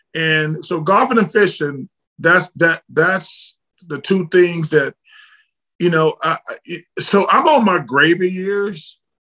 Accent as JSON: {"language": "English", "region": "Alabama", "country": "United States", "tie": "born or raised there", "said": "I'm from Alabama"}